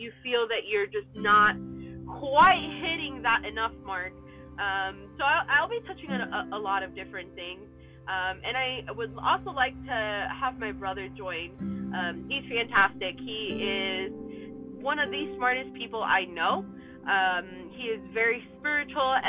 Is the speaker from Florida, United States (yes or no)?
yes; Miami, Florida, United States; moved away as an adult; also born or lived in San Diego; I was born and raised in Miami, Florida. I lived there for about 20 years.